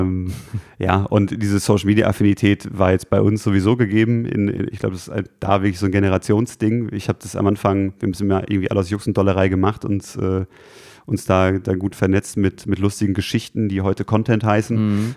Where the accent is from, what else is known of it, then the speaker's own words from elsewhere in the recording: Gelsenkirchen, North Rhine-Westphalia, Germany; geboren und aus, aufgewachsen in Gelsenkirchen